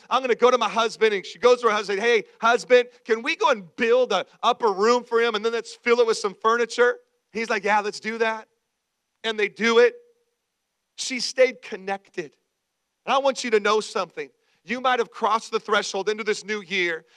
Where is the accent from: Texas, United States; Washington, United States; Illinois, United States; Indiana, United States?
Washington, United States; also born or lived in Idaho; when I was real young, we lived in uh, uh, Idaho, tons of trees. We moved from Idaho to Washington State to the great Northwest